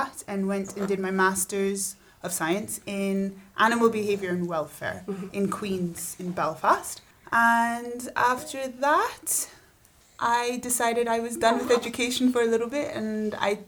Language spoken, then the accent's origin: English; Barbados; I'm from Barbados.